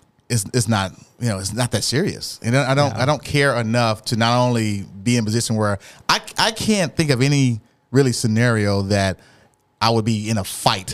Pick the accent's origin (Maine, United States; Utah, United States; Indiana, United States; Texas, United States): Texas, United States; Dallas; I'm from Oak Cliff